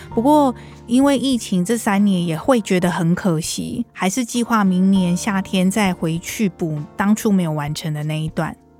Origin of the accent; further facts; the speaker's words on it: Taipei, Taiwan; 我是台北人